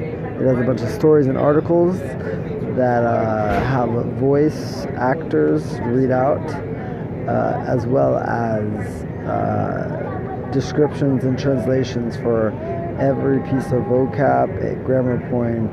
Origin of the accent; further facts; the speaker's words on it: United States; accent: American; my American accent comes out